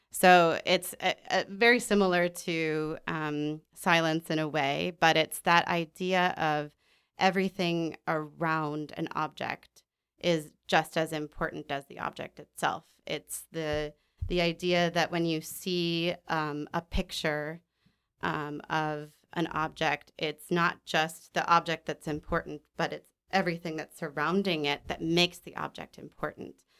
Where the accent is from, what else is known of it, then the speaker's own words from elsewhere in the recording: Denver, Colorado, United States; also born or lived in Minnesota / Kentucky / New York / Florida; now in Chicago, United States; I was born and raised in Denver, Colorado, um, by the mountains.